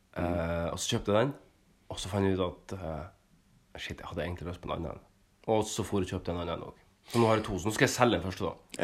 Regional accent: Sandnessjøen, Nordland, Norway; now in Oslo, Norway; hjemme i Sandnessjøen

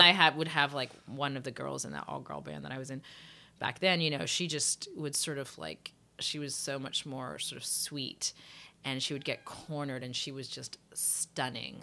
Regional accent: England, United Kingdom; moved away; I grew up in England.

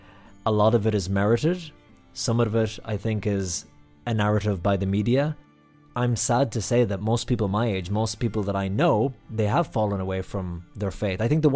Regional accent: Ireland; moved away as an adult; also born or lived in United States; The great thing about being Irish in America

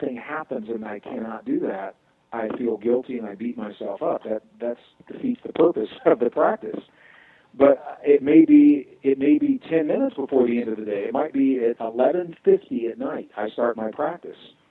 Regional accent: Midwest, United States; I was born and raised in the Midwest

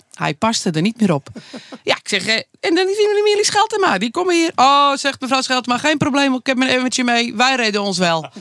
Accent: Anna Paulowna, North Holland, Netherlands; zijn we begonnen in Annapolona, waar ik geboren ben

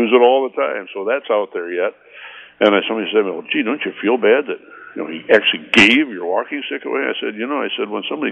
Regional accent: Sparta, Michigan, United States; also born or lived in Grand Rapids, Michigan; I've lived here in Sparta area all my life

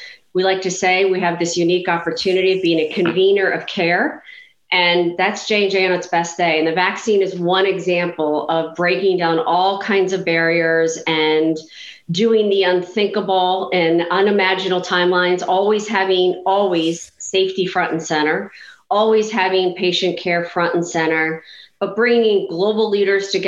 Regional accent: outside of Philadelphia, Pennsylvania, United States; I grew up outside of Philadelphia

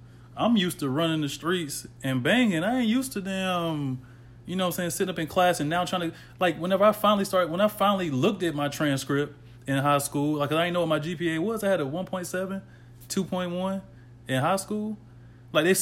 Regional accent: the South, United States; growing up in the South

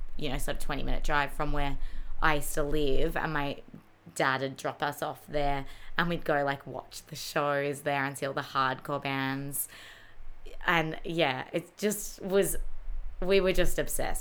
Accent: Mornington Peninsula, Victoria, Australia; We grew up on the Mornington Peninsula as well.

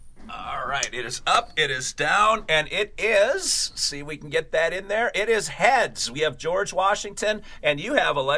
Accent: Philippines; I'm Filipino, so a close shave, not a close shave, isn't as relevant for me.

